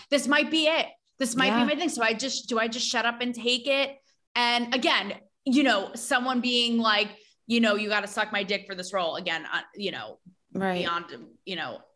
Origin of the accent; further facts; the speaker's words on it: tri-state area, United States; Born and Bred in the Tri-State